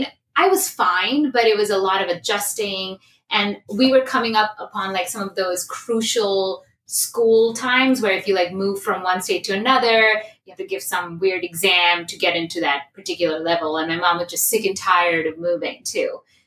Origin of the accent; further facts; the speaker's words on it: Kolkata, West Bengal, India; born there; also born or lived in New Delhi; So I was born in Calcutta, India, and then our family in general was moving around a little bit because my dad's job